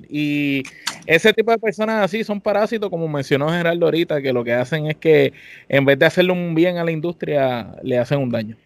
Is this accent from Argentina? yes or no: no; Puerto Rico; somos boricuas los tres y que te tenemos aquí, todos somos boricuas los cuatro